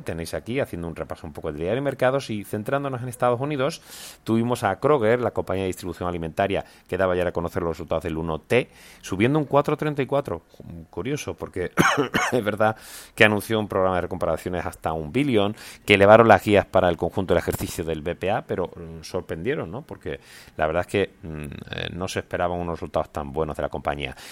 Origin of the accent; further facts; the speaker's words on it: Seville, Andalusia, Spain; mi tierra, Sevilla